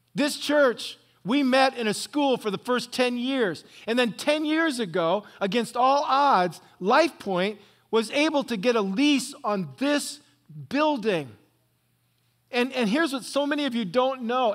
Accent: Northwest Ohio, United States; now in Orange County, California, United States; I grew up in Northwest Ohio on some farm

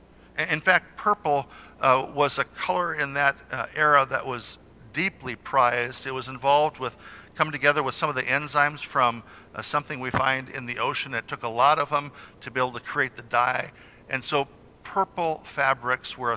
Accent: Salinas, California, United States; now in Covina, United States; Where I grew up in Salinas, it very rarely snowed. Where I live in Covina, we've had hail

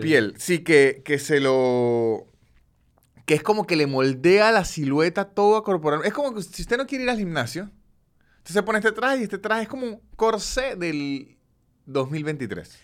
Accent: San Cristóbal, Táchira, Venezuela; moved away; en San Cristóbal, el lugar de donde soy yo

